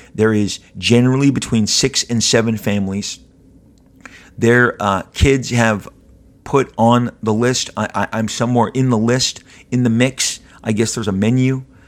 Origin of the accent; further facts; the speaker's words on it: Southern California, United States; I'm born and raised in Southern California, been here my entire life